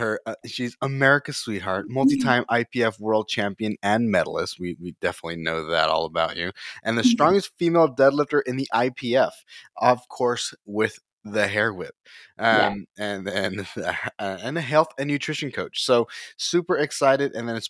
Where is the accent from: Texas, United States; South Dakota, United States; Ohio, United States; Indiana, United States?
Texas, United States; also born or lived in College Station; I mean, I'm from South Texas and then from, you know, around the College Station area.